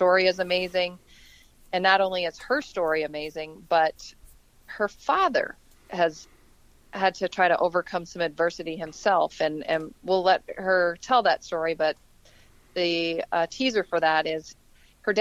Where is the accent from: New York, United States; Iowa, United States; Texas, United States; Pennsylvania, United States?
Iowa, United States; I grew up in Iowa